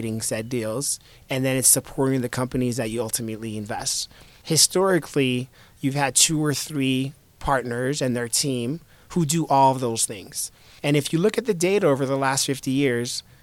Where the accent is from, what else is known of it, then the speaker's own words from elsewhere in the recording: Miami, Florida, United States; also born or lived in New York / Haiti; I was born in New York. I grew up in Miami. I spent my summers in Haiti, which is where my family spent most of the last several hundred years